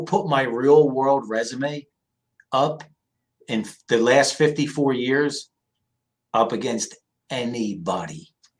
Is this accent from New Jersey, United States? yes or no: yes; New Jersey, United States; moved away as an adult; now in San Diego, United States; I grew up on the East Coast, Jersey. My family's from South Philly. And I grew up in a very, very masculine, macho world